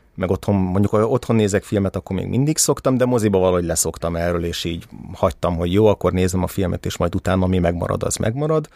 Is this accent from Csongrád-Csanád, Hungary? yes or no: no; Budapest, Hungary; 1984. augusztus 22-én születtem Budapesten